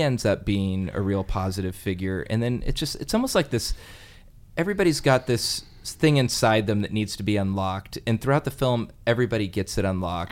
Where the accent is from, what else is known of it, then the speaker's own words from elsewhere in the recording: Alameda, California, United States; I'm from Alameda